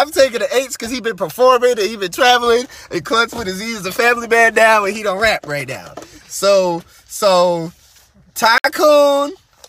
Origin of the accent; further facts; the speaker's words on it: New Orleans, Louisiana, United States; because I'm from New Orleans